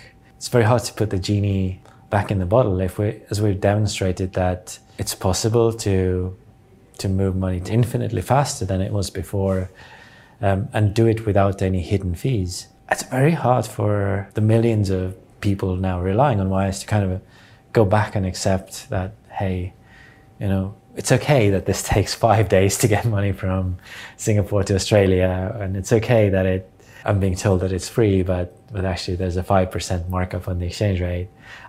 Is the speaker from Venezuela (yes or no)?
no; Estonia; English is a second language; I'm born in the 1980, and I was 9 years old when the Berlin Wall fell, and I was 11 years old when Estonia regained its independence from Soviet Union.